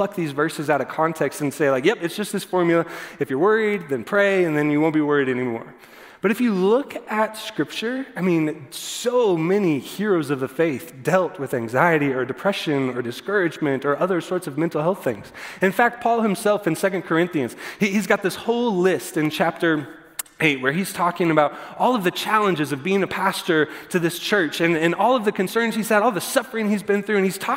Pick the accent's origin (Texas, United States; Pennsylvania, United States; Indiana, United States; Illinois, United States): Texas, United States; growing up in the church, and I grew up in Texas church particularly